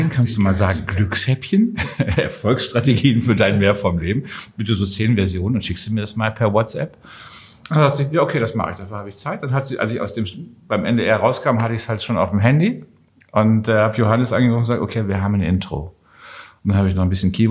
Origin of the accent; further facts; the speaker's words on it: Düsseldorf, North Rhine-Westphalia, Germany; born there; Ich komme ja gebürtig da aus der Ecke von Düsseldorf. Das heißt, wir reden eh den ganzen Tag.